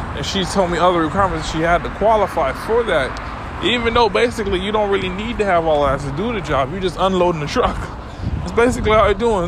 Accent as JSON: {"language": "English", "town": "Miami", "region": "Florida", "country": "United States", "said": "I'm from Miami"}